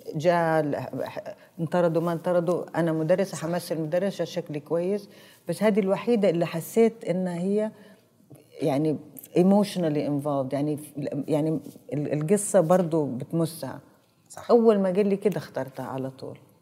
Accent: Saudi Arabia; انا عربيه انا سعوديه

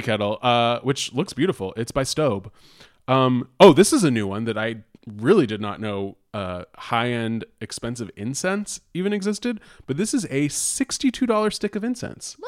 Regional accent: Bay Area, California, United States; I'm from the Bay Area

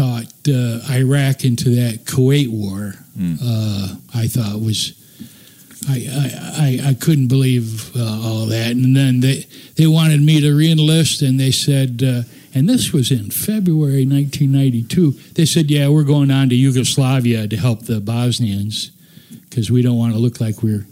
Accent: West Michigan, United States; where I grew up in West Michigan

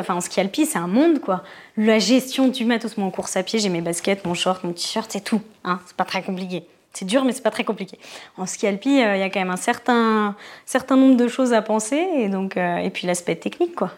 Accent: Paris, Île-de-France, France; moved away as an adult; en tant que parisienne

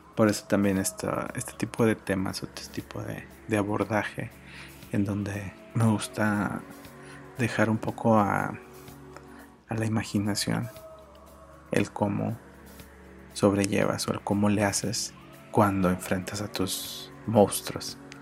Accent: Mexico; como mexicanos

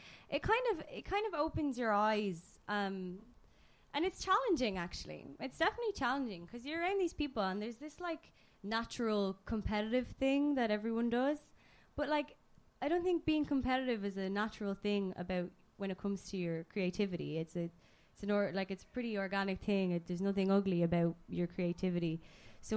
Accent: Ireland; I'm Irish

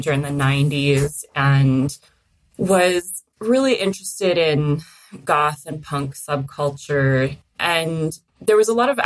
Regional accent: Toronto, Ontario, Canada; I grew up in Toronto in Canada

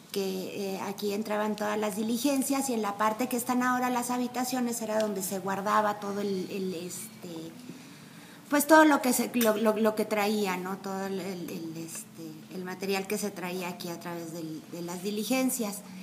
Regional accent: Mexico City, Mexico; moved away as an adult; now in San Miguel de Allende, Mexico; yo soy del DF, llevo ya 10 años viviendo aquí y ya me considero más sanmiguelense que chilanga

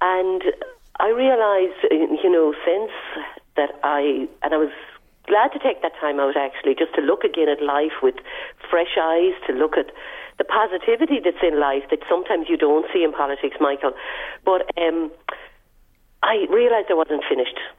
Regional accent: Ireland; moved away as an adult; also born or lived in United States; I'm Irish fundamentally

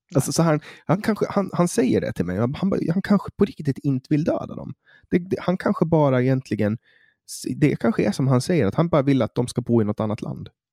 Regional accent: Åland Islands; nu kommer jag från Åland

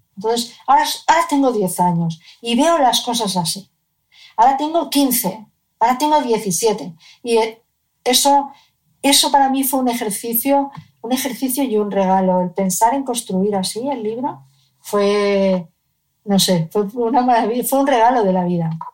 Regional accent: Cádiz, Andalusia, Spain; vivíamos en Cádiz, yo nací en Cádiz

